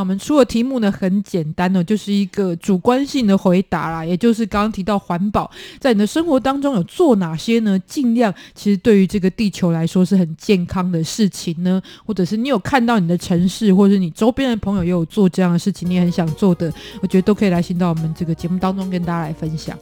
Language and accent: Chinese; Taiwan; 我们台湾小时候在夜市玩捞金鱼